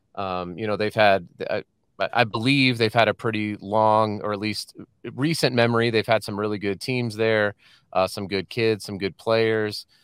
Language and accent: English; Colorado, United States; moved away as an adult; also born or lived in San Diego; now in Salt Lake City, United States; we're from Colorado